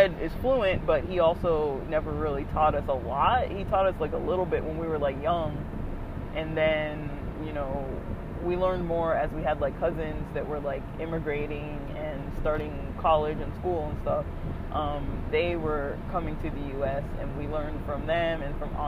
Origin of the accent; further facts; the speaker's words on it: United States; I'm clearly American, too. I was raised in the U.S.